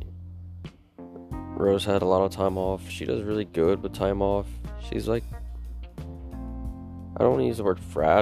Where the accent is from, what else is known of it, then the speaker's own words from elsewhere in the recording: Dallas, Texas, United States; I'm from Dallas